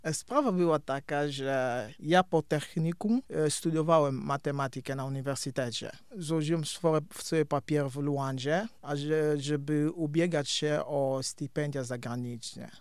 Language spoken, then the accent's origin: Polish; Cabinda, Angola; Polish is a second language; moved away; Ja pochodzę z Kabindy